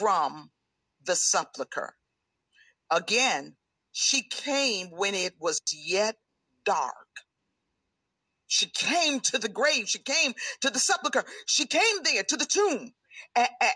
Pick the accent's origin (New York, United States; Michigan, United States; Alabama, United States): Michigan, United States; Grand Rapids; But growing up in Grand Rapids, Michigan